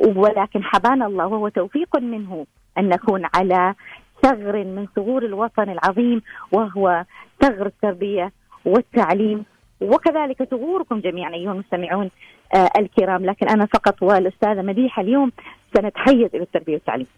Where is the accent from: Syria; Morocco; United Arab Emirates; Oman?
Oman; احنا عندنا في عمان